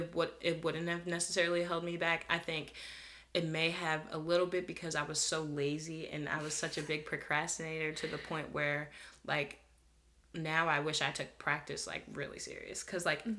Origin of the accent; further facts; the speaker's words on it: Delaware County, Pennsylvania, United States; I'm from Delaware County, Pennsylvania